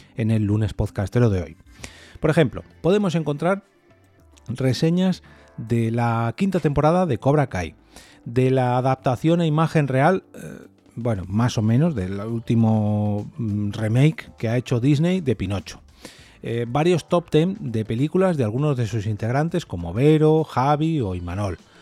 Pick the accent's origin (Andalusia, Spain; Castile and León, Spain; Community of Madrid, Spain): Community of Madrid, Spain; Madrid; yo soy de Madrid